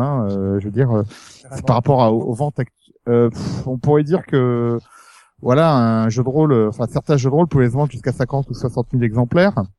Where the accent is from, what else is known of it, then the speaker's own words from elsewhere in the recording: France; je suis français